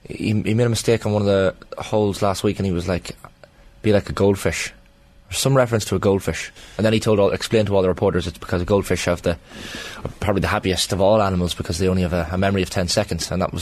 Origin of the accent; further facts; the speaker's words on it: County Monaghan, Ireland; from Monaghan.